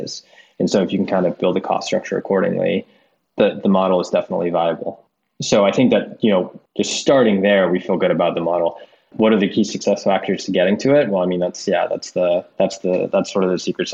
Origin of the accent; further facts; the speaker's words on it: outside Boston, Massachusetts, United States; now in New York, United States; I grew up outside Boston in a sleepy town